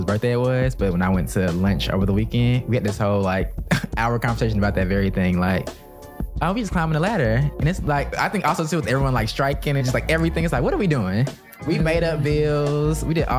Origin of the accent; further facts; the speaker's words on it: the South, United States; now in Los Angeles, United States; I'm from the South